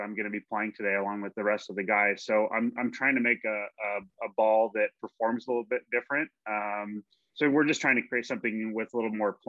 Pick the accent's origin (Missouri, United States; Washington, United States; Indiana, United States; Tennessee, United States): Washington, United States; Spokane; born there; also born or lived in Southern California / Santiago, Chile; now in Ohio, United States; I was born in Spokane, Washington, bro. I've lived in Southern California. I lived in South America. I've here, Ohio.